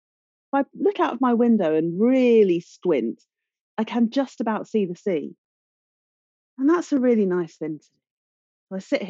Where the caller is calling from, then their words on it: Brighton, South East England, United Kingdom; I am calling from Brighton by the seaside.